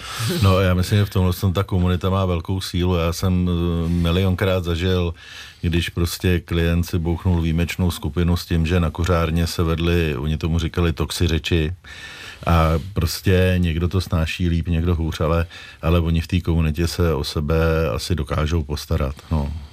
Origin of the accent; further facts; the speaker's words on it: Prague, Czechia; Já jsem vyrůstal kousek od Prahy, tak ten prostor byl prostě horní počernice